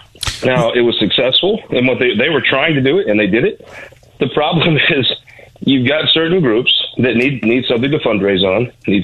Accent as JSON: {"language": "English", "region": "Missouri", "country": "United States", "said": "I'm from the Show Me State."}